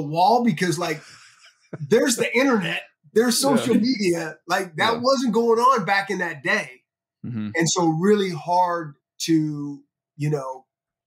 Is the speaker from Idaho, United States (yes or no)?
no; Northern California, United States; I grew up in Northern California